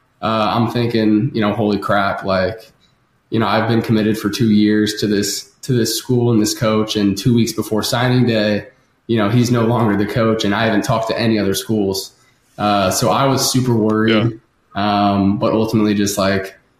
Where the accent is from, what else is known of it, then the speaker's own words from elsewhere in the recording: St. Louis, Missouri, United States; I grew up in St. Louis